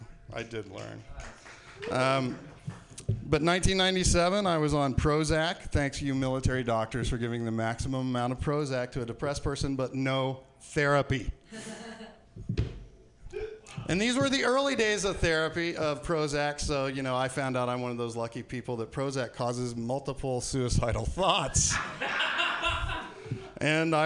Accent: Tampa, Florida, United States; I grew up in around Tampa

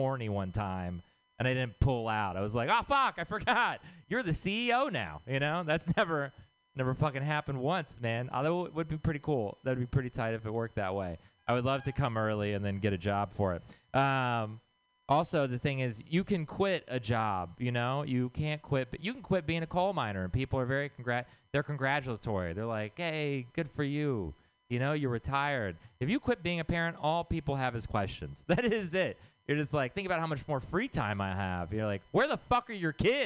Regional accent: Texas, United States; moved away; I'm from Texas.

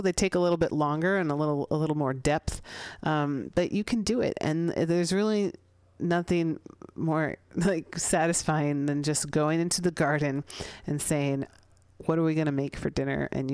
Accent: San Francisco, California, United States; I'm a city girl, I grew up here in San Francisco, I grew up in the Sunset

